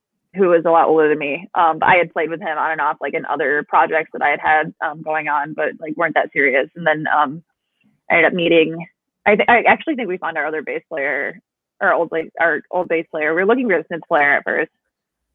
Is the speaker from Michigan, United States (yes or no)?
yes; Cedar Springs, Michigan, United States; I grew up in Cedar Springs